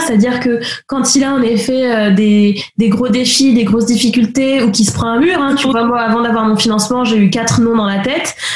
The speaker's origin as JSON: {"language": "French", "region": "the Antilles", "country": "Martinique", "tie": "born or raised there", "moved": "as an adult", "lives_now": "Paris, France", "said": "j'ai grandi aux Antilles, donc martiniquaise à moitié. Et puis ça fait quasiment 12 ans maintenant que j'habite à Paris"}